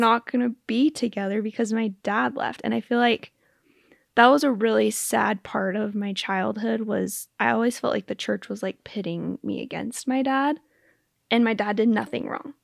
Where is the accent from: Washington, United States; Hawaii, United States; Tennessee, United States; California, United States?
Washington, United States; Spokane; moved away as an adult; also born or lived in Utah; I grew up in Spokane